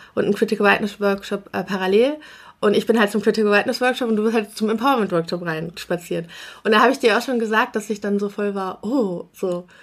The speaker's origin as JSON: {"language": "German", "town": "Bonn", "region": "North Rhine-Westphalia", "country": "Germany", "tie": "born or raised there", "said": "also wir kommen aus Bonn, also in Bonn bin mhm. ich geboren und es ist ja eine etwas kleinere Stadt, aber auch immer noch eine Großstadt und wir haben in so einem Vorort gewohnt."}